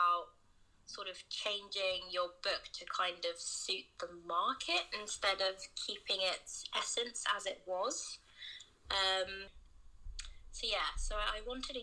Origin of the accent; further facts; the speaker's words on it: England, United Kingdom; But I was born in England